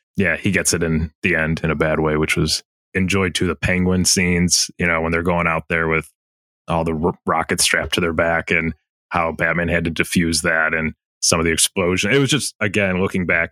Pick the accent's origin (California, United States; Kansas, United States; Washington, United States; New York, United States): New York, United States; Buffalo; we grew up here in the Buffalo region where it's always snowing